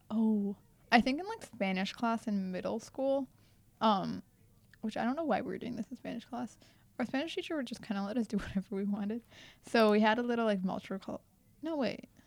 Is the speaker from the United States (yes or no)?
no; India; first language Telugu; Oh, by the way, like my mother tongue is Telugu, in case you're wondering.